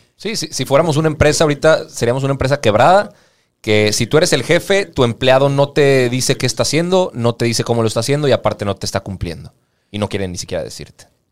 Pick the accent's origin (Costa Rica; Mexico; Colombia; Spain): Mexico; nosotros como, mexicanos